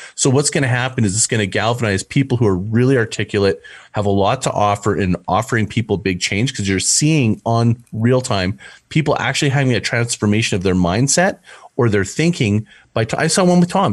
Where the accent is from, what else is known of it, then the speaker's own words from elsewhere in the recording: Canada; I'm from Canada, so I'm not from the States